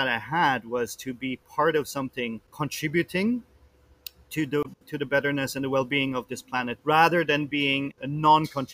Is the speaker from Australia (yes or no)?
no; Luxembourg; moved away as an adult; also born or lived in London, United Kingdom / Paris, France / Bangkok, Thailand / Tokyo, Japan; now in Philippines; I'm originally from Luxembourg, which is a small country in the middle of Europe between Germany and France and Belgium. That's where I was born.